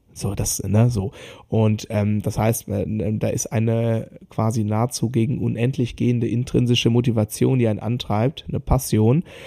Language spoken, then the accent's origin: German; Germany; bei uns in Deutschland